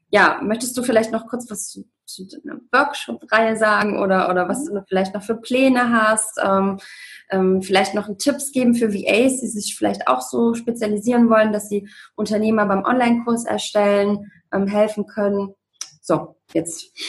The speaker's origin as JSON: {"language": "German", "town": "Leipzig", "region": "Saxony", "country": "Germany", "tie": "born or raised there", "said": "ich bin im Osten groß geworden, in Leipzig. Und ähm, ja, und dann hat sie gesagt, ah, du sechselst aber ja gar nicht."}